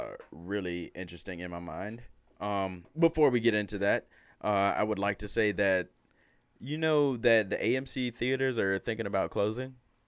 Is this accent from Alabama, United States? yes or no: yes; Alabama, United States; I'm from Alabama.